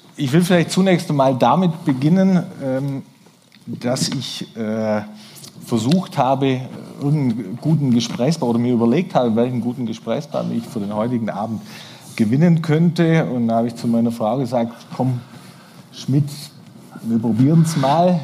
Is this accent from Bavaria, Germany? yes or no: yes; Neu-Ulm, Bavaria, Germany; weil wir, meine Familie aus äh, dem äh, Neu-Ulmer äh, Großraum, sage ich mal, kommen